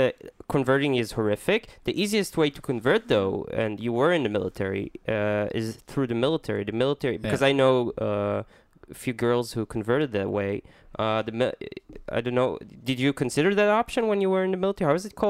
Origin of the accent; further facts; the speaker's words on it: Minnesota, United States; accent: Minnesota; Yeah. It's my Minnesota accent.